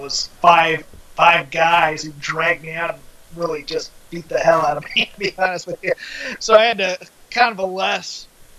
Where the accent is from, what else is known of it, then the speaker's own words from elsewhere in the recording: Newport News, Virginia, United States; All right. I grew up in Newport News, Virginia. Rather toddling town.